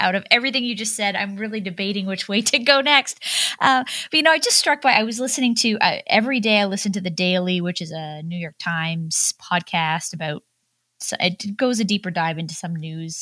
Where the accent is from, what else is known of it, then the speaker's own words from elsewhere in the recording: Canada; as a Canadian listening